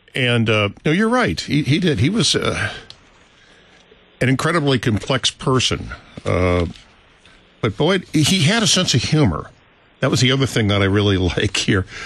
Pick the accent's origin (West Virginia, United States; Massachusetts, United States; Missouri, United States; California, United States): Missouri, United States; St. Louis; I grew up here in St. Louis. It was my hometown